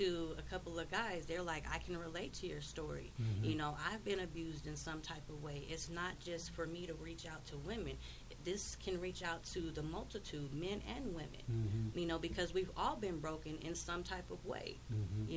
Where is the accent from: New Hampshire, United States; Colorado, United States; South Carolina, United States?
Colorado, United States; Wheat Ridge; where I grew up in Colorado, I grew up in Wheat Ridge.